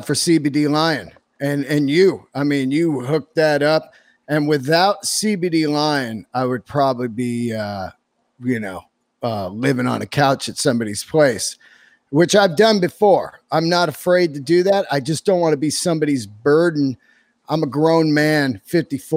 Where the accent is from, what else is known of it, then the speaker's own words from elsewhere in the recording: California, United States; also born or lived in New York; I'm born and raised in California